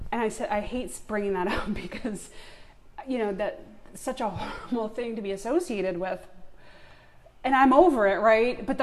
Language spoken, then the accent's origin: English; Long Island, New York, United States; now in Atlanta, United States; So so I was born and raised on Long Island. Right. I mentioned I have no New York accent. I lost it.